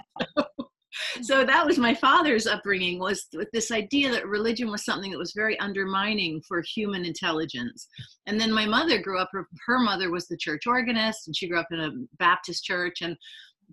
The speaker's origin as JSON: {"language": "English", "region": "London", "country": "United Kingdom", "tie": "born or raised there", "said": "I grew up in London"}